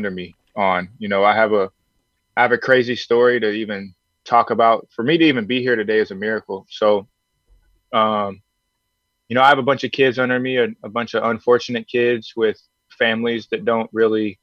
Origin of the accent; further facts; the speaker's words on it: Houston, Texas, United States; fight in front of my hometown people. I got a bunch of people in Houston that just love to, you know, support me